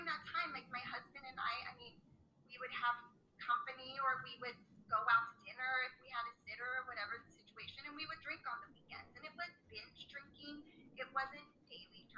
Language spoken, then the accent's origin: English; San Francisco, California, United States; moved away; from San Francisco